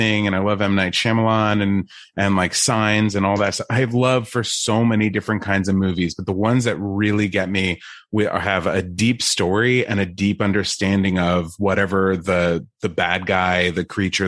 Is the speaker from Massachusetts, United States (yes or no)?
no; New Jersey, United States; I grew up in New Jersey